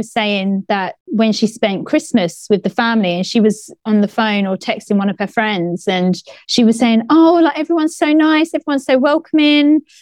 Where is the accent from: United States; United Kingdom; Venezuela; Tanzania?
United Kingdom; Well, let's put it this way we can only talk about ourselves as British people.